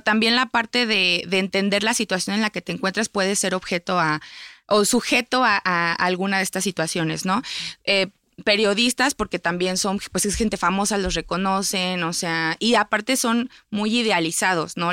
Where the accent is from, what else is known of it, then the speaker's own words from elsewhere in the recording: Mexico; como sociedad mexicana